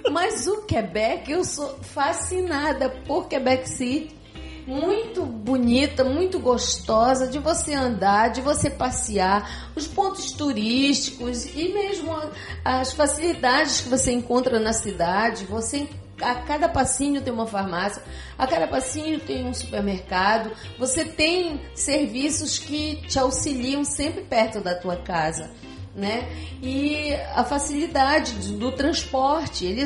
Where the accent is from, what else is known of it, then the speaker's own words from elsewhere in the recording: Belém, Pará, Brazil; moved away as an adult; now in Curitiba, Brazil; mas eu deixei Belém do Pará para ir para Curitiba, deixei toda a minha família lá. Só catei os três filhos e vim embora.